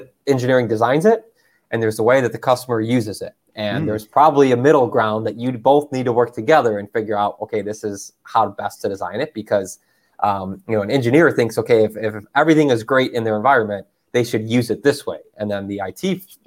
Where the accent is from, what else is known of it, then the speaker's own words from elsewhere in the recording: Chicago, Illinois, United States; now in Washington, United States; I grew up in Chicago in the Midwest part of the United States